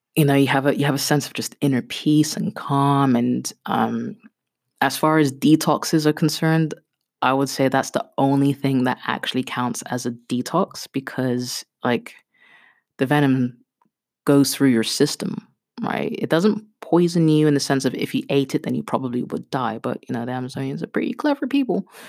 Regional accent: Kenya; I'm Kenyan

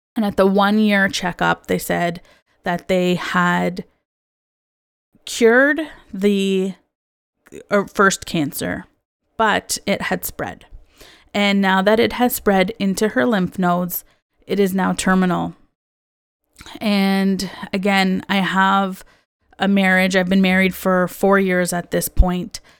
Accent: Canada; I also was born and raised in Canada

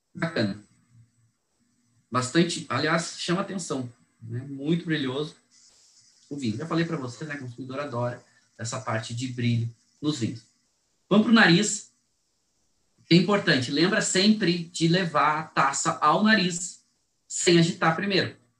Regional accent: Brazil

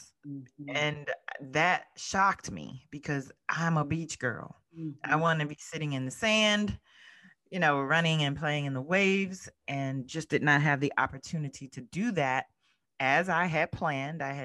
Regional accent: South Florida, United States; now in Mid-Atlantic, United States; I grew up in South Florida. However, I now live in the Mid-Atlantic

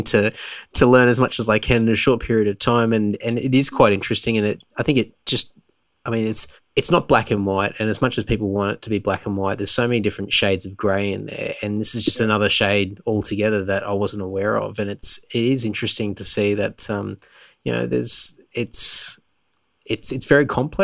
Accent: Queensland, Australia; moved away as an adult; now in Sydney, Australia; I'm originally from Queensland, and the stereotypical Queensland life is very much white Australia up that way

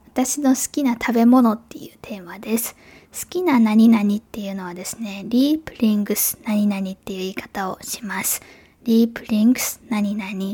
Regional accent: Japan; first language Japanese; Ich komme aus Japan

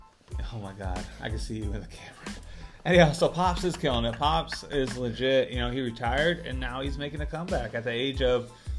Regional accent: Des Moines, Iowa, United States; We're just from Des Moines.

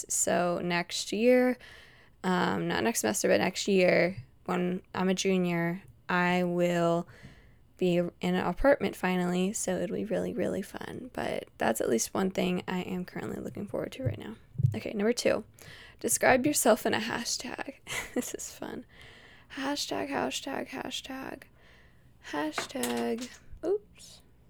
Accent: Utah, United States; born there; Some people don't know that I was born in Utah, and whenever I tell them I was born in Utah, they were like, oh my gosh, are you a Mormon?

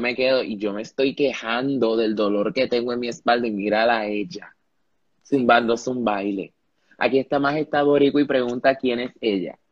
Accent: Panama; also born or lived in Ponce, Puerto Rico; Yo vivo en Panamá, yo nací en Panamá, yo soy panameño, he vivido aquí toda mi vida.

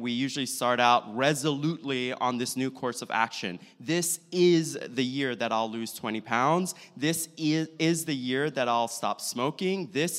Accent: St. Petersburg, Florida, United States; So I hail from St. Petersburg, Florida. If you don't know it, it's Tampa Bay.

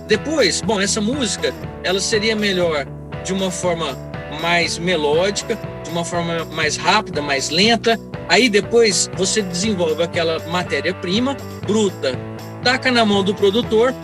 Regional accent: Pedregulho, São Paulo, Brazil; sou do município de Pedregulho, né? Perto de Estreito, morava na roça lá.

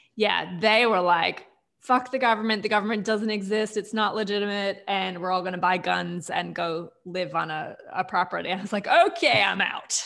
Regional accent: United States; now in Australia; even though I am American

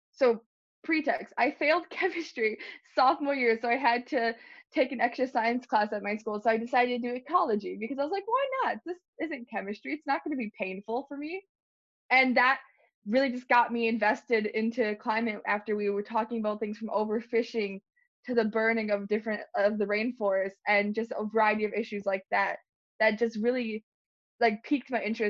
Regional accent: Illinois, United States; I'm from Illinois, but I go to school at Michigan State University.

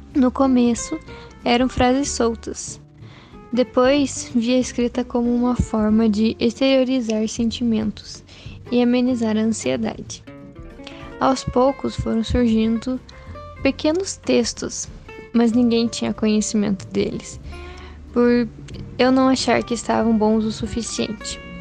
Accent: Brazil; moved away; also born or lived in Guarapuava, Paraná; sou natural de Piranga, mas guarapavana de coração

